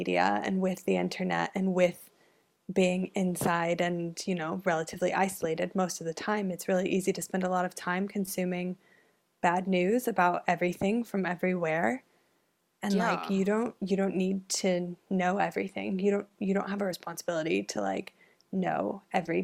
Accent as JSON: {"language": "English", "country": "United States", "moved": "yes", "said": "even as an American"}